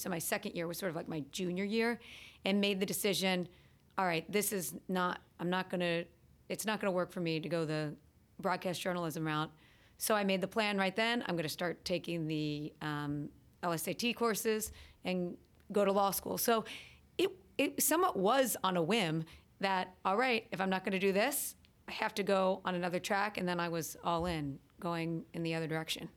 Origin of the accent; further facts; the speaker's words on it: Cincinnati, Ohio, United States; moved away as an adult; also born or lived in Boston / North Carolina; now in New Jersey, United States; I grew up in Cincinnati, Ohio